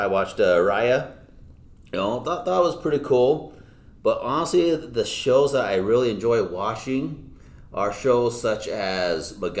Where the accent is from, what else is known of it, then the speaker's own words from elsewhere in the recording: Utah, United States; One thing I'm proud of is I grew up here in Utah. I was born and raised in the same house. I never moved once in my life.